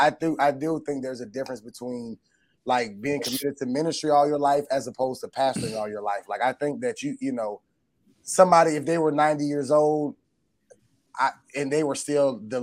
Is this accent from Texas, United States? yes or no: no; Atlanta, Georgia, United States; the church that we grew up in Atlanta